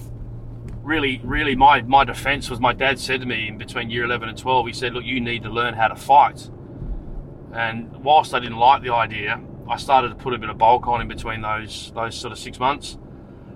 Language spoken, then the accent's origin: English; Adelaide, South Australia, Australia; also born or lived in Frankston, Victoria; when I grew up in Adelaide, I was living in Salisbury.